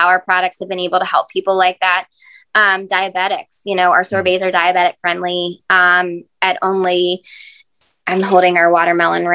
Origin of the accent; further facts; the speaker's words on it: Greenwood, Delaware, United States; growing up, I grew up in Greenwood